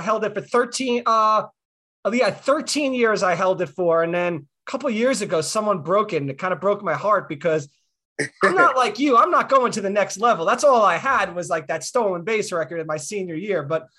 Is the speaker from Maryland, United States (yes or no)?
no; New York City, New York, United States; Axel and I grew up in New York City